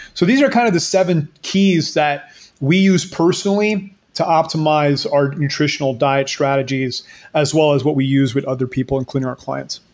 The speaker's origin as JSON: {"language": "English", "country": "Canada", "moved": "yes", "lives_now": "Panama", "said": "I live in Panama, but I'm Canadian"}